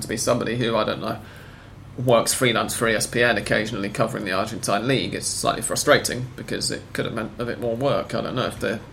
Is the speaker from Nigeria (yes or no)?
no; United Kingdom; as a Brit